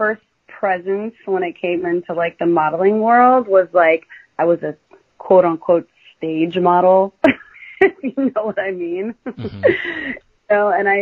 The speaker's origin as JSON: {"language": "English", "town": "Seattle", "region": "Washington", "country": "United States", "tie": "born or raised there", "said": "I was born in Seattle, Washington"}